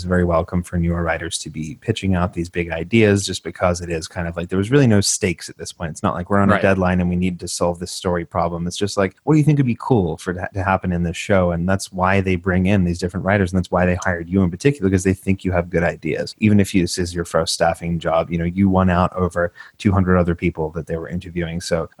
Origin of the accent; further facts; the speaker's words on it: Australia; when we're both immigrants. I'm from Australia. My accent's literally going away